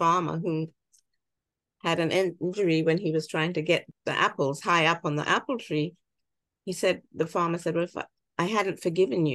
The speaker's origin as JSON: {"language": "English", "region": "England", "country": "United Kingdom", "moved": "yes", "lives_now": "United States", "said": "So I can see the wonderful opportunities as a British immigrant"}